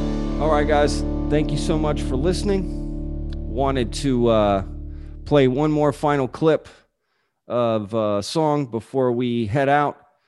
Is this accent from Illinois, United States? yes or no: no; Texas, United States; I'm from Texas. I grew up here.